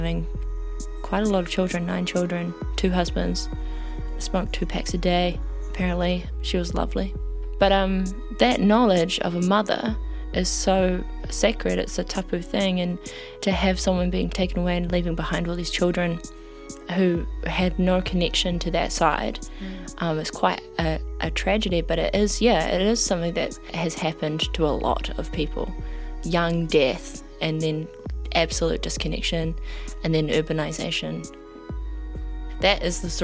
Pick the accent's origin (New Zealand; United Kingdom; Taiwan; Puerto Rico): New Zealand; Ngāpuhi area, Northland; I grew up around Ngāpuhi this whole time